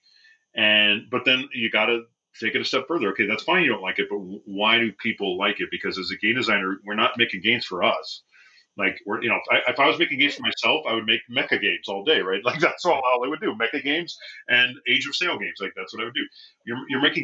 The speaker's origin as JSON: {"language": "English", "town": "Bakersfield", "region": "California", "country": "United States", "moved": "yes", "said": "I'm from Bakersfield, California, and much of my family is still down there."}